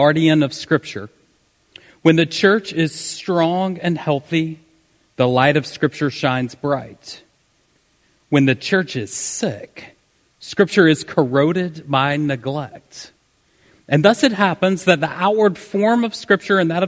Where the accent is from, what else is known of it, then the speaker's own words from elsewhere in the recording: the South, United States; accent: southern; I tried to tone down my southern accent